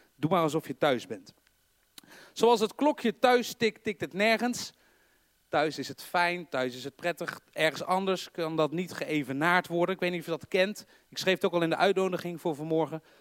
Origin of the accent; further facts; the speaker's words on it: North Brabant, Netherlands; accent: Brabants; Ik heb voor de mensen die niet uit Brabant komen of niet geboren zijn, ik, ik wel, je hoort